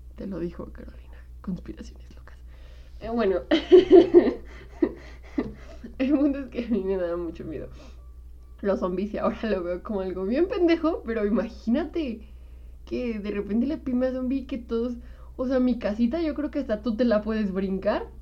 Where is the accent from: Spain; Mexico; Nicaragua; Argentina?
Mexico; como mexicanos